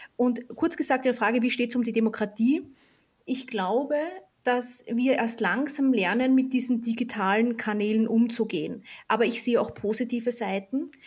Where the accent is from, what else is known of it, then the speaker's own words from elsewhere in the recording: Austria; ich bin ja Österreicherin